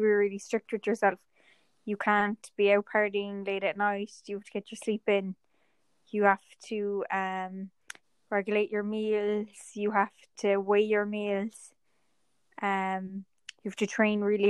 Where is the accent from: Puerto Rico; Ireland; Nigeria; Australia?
Ireland; I'm from Ireland and I grew up in the countryside